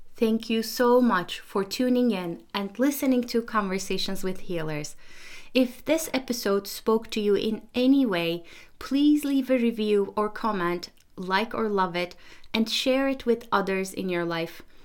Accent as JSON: {"language": "English", "country": "Turkey", "tie": "born or raised there", "moved": "yes", "lives_now": "United States", "said": "I live in the United States, but I was born in Turkey."}